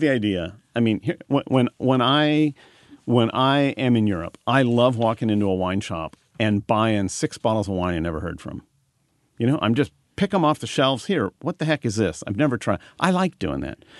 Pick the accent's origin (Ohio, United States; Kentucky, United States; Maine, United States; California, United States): California, United States; Marysville; I was born in Marysville